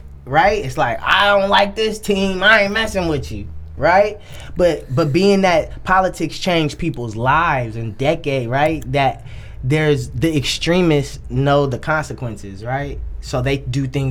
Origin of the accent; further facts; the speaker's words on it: San Francisco, California, United States; Born and raised in the Bay, right? Born and raised, like, in San Francisco